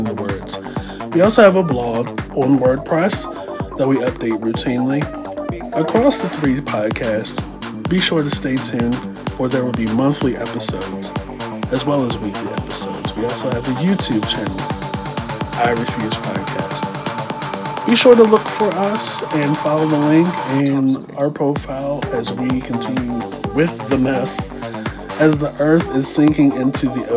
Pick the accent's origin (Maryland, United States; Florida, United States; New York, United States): Maryland, United States; Baltimore; moved away; I'm from Baltimore.